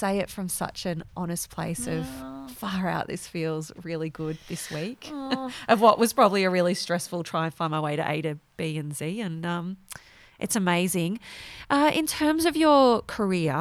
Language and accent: English; Victoria, Australia; I'm from Vic. We had so many. It just felt like I was in lockdown the whole time